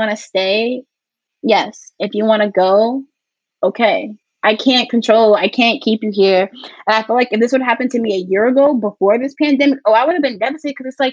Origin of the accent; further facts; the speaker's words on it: New Jersey, United States; moved away as an adult; now in New York, United States; I moved to New York to not be in the house. I'm from New Jersey.